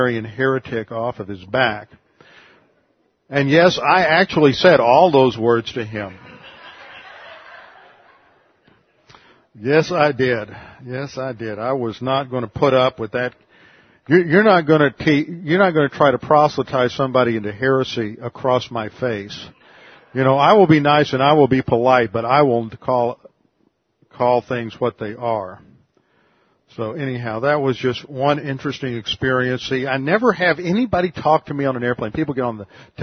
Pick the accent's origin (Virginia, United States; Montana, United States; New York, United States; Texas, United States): Texas, United States; Houston; now in Connecticut, United States; I'm from Texas, but I live in Connecticut." She said, "Where in Texas?" I said, "Houston